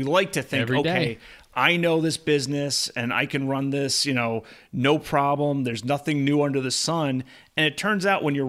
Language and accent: English; East Coast, United States; now in California, United States; So I grew up on the East Coast. And until my honeymoon 3 years ago, I had never been to Hawaii. And now that I live in California, Hawaii is very accessible.